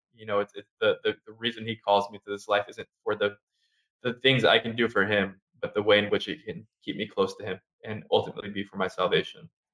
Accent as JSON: {"language": "English", "area": "Orange County", "region": "California", "country": "United States", "also_born_or_lived": "New York", "moved": "as an adult", "lives_now": "Harlem, New York, United States", "said": "I'm originally from Southern California, so Orange County, California"}